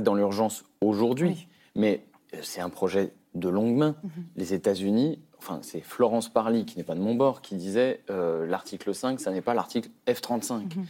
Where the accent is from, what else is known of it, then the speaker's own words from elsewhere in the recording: France; en tant que Français